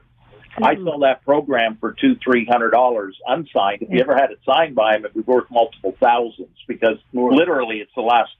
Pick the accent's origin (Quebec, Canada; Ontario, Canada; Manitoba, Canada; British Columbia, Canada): Ontario, Canada; Hamilton; I grew up in Hamilton, but my dad was a Hamilton policeman